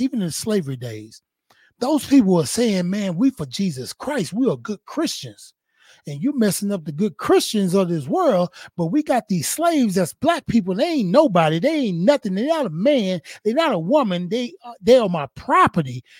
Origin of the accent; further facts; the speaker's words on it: Houston, Texas, United States; I'm from Fifth Ward, north side of Houston, Texas